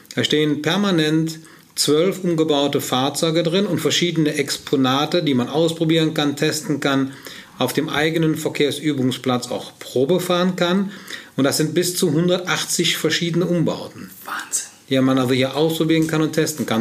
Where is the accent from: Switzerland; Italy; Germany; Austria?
Germany; Heinsberg, North Rhine-Westphalia; wo ich herkomme, dann sage ich ganz klar, Heinsbe äh, Köln bei Heinsberg